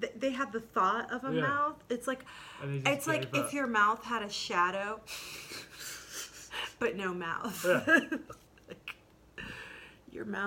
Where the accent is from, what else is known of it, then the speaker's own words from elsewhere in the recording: Midwest, United States; I'm from the Midwest.